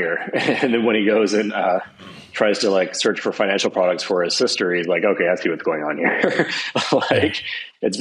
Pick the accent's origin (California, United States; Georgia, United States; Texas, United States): Georgia, United States; Atlanta; moved away as an adult; also born or lived in Boston / New York; We grew up in Atlanta together